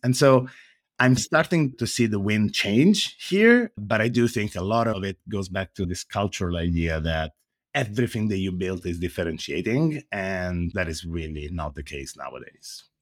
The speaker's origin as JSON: {"language": "English", "country": "Italy", "accent": "Italian", "second_language": "English", "moved": "yes", "lives_now": "San Francisco, United States", "said": "As you can probably hear from my accent, I am Italian, but I'm based in the Silicon Valley."}